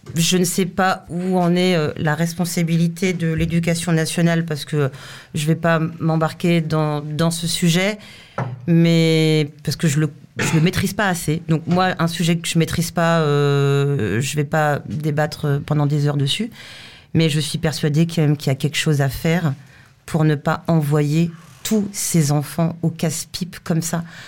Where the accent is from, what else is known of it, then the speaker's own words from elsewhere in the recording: France; je suis française